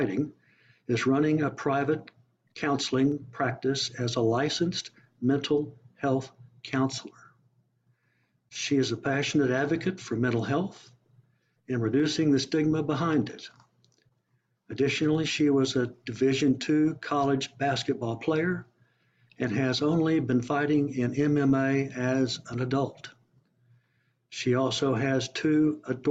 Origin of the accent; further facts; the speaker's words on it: Oklahoma, United States; also born or lived in Nashville / Dallas; I grew up some in Oklahoma